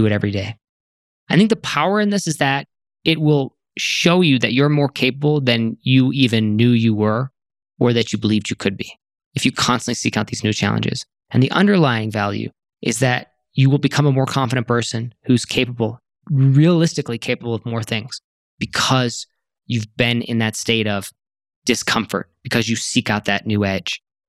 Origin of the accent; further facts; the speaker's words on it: Serbia; As someone who was born and raised in Serbia, who built a brick and mortar style business running in-person workshops from scratch, and who has since expanded beyond the borders of her country